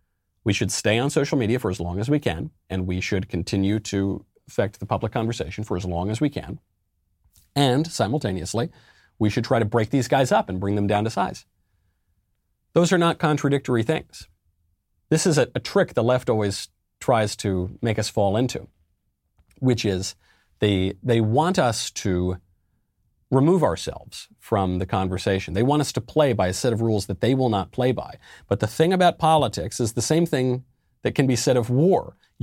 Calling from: Illinois, United States; I'm from Illinois.

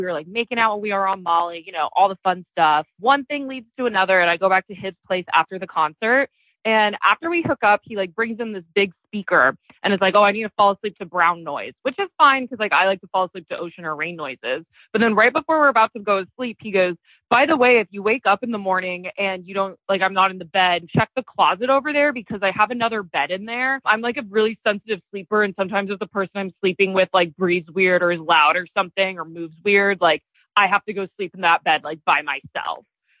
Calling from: Seattle, Washington, United States; I'm calling in from Seattle, though.

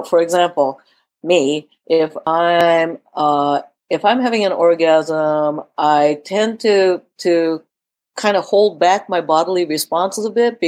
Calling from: California, United States; You know, I am talking from California, so dopey ropey means something a little different over here.

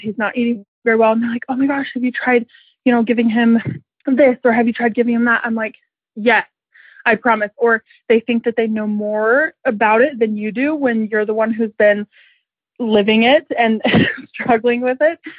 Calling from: Lehi, Utah, United States; I'm calling from Lehigh, Utah

